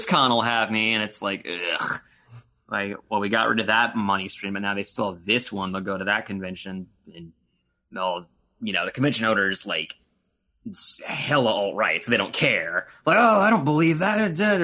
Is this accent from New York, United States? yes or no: no; Florida, United States; I grew up in Florida